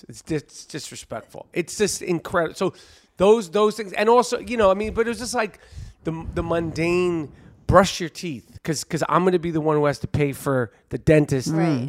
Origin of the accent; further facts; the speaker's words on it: New York City, New York, United States; Can't wait to perform at Caroline's in New York City. And, you know, it's my hometown. I grew up here